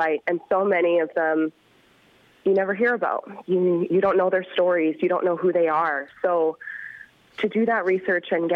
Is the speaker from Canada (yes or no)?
yes; Calgary, Alberta, Canada; I am from Calgary, so I'm actually the only Calgarian in the show.